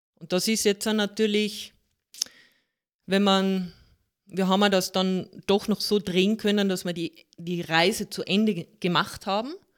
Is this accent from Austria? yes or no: yes; Carinthia, Austria; ich bin gebürtige Kärntnerin mit holländischen Wurzeln.